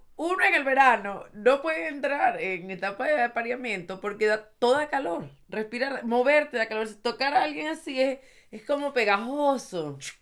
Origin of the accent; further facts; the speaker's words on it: Venezuela; moved away; yo soy de Venezuela y ahora, desde que estoy aquí